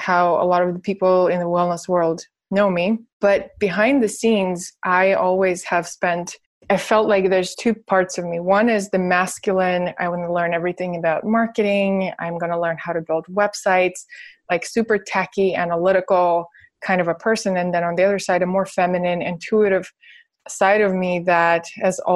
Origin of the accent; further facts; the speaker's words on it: Russia; now in United States; I'm from Russia, so I don't have an American passport